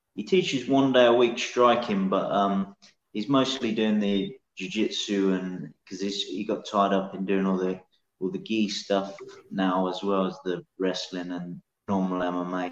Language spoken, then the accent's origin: English; Northamptonshire, East Midlands, United Kingdom; moved away as an adult; now in Edinburgh, United Kingdom; I grew up in Northamptonshire